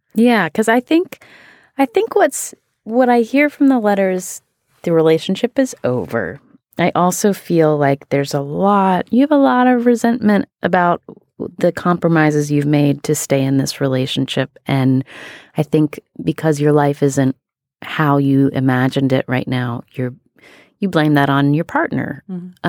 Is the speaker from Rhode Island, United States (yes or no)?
no; West Virginia, United States; I am from West Virginia